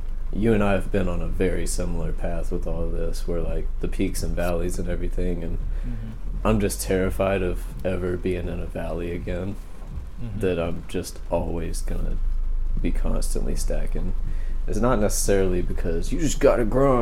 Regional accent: Hill Country, Texas, United States; I was born in Hill Country in Texas

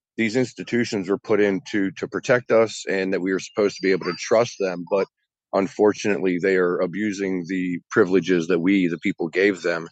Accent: West Virginia, United States; I'm not from Alabama. I'm a West Virginia boy through and through, born and raised

